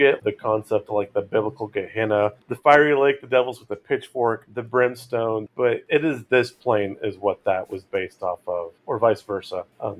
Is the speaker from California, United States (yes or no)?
yes; California, United States; where I grew up in California, there were some hot springs like Mammoth and near Shasta Lake